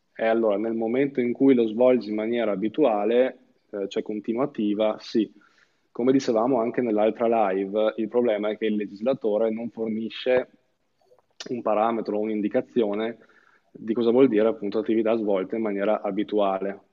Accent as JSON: {"language": "Italian", "town": "Verona", "region": "Veneto", "country": "Italy", "said": "io sono di Verona"}